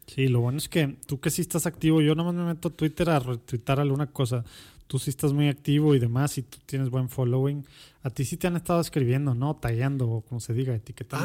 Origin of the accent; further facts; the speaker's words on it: Monterrey, Nuevo León, Mexico; also born or lived in Mexico City; Soy regio, regio, regio. De la Conchita. Era el, único hospital.